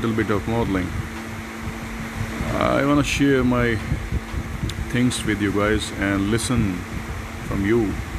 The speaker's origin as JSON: {"language": "English", "country": "India", "said": "I'm from India"}